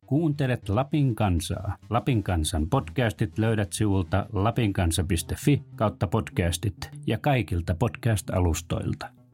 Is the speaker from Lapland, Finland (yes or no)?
yes; Muonio, Lapland, Finland; Minä olen itse siitä keskustasta kotoisin, niin siinä meidän kotipaikassa asuttiin.